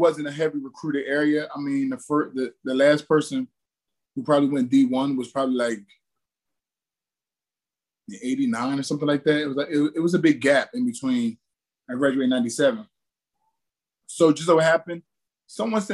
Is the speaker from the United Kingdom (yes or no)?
no; New Jersey, United States; where I grew up in South Jersey